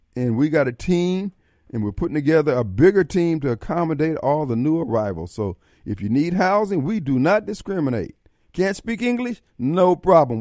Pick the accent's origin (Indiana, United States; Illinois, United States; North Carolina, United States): Illinois, United States; Joliet; growing up in Joliet